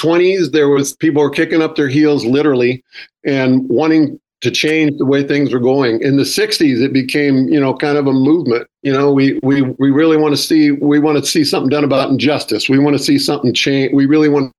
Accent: Northern California, United States; where I grew up in Northern California

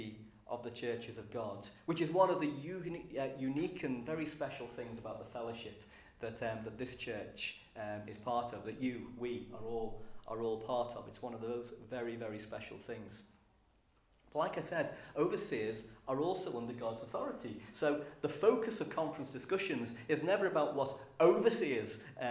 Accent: Liverpool, North West England, United Kingdom; As a Scouser

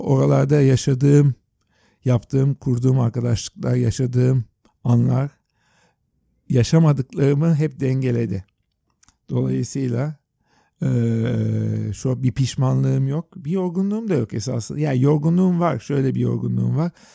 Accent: Istanbul, Turkey; also born or lived in New York; Biz Yeşilyurt'ta deniz kenarında büyüdük

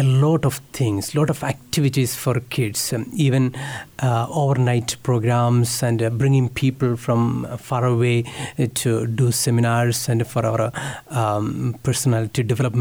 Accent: India; English is a second language; moved away as an adult; now in Kansas, United States; I am from India.

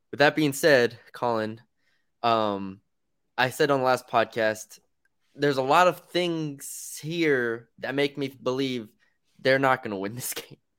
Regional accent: San Antonio, Texas, United States; I'm from San Antonio.

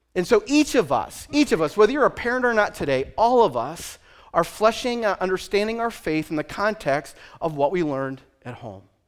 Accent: Western Pennsylvania, United States; moved away as an adult; also born or lived in Nyack, New York / New England; I am from Western Pennsylvania

